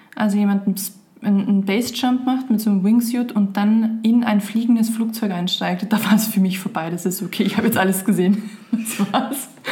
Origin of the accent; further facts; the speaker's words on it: Austria; ich bin Österreicher